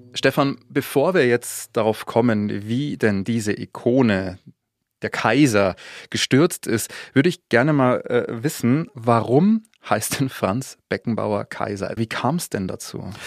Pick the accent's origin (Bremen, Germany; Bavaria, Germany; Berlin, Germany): Bavaria, Germany; ich komme auch aus Bayern wie er